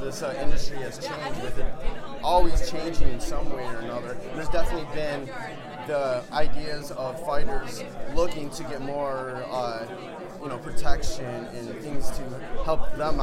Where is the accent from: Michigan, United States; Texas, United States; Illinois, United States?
Michigan, United States; Detroit; I'm from Detroit